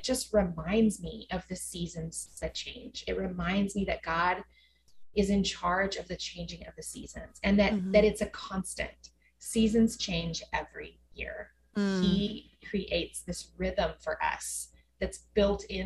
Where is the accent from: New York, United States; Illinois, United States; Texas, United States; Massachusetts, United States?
Texas, United States; West; now in Dallas, United States; I grew up in West Texas where there aren't any trees